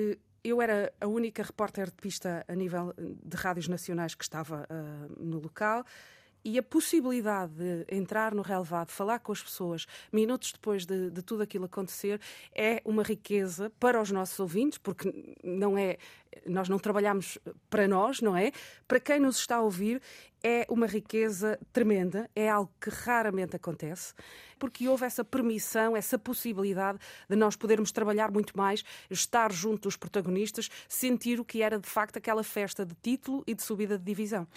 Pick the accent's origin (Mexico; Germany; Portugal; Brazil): Portugal; Amarante, Norte; also born or lived in Coimbra / Seville; eu sou natural de Amarante